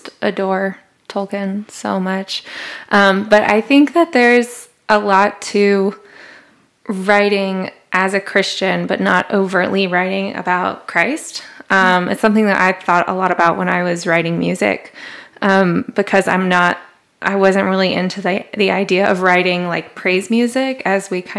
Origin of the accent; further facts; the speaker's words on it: the South, United States; moved away as an adult; now in New York, United States; I grew up in the South. And there it's like the Bible Belt